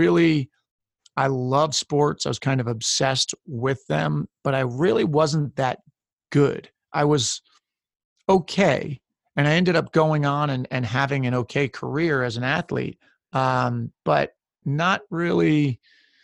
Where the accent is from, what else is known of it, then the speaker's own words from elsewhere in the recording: Westchester County, New York, United States; I grew up in Westchester County, New York, about an hour north of New York City.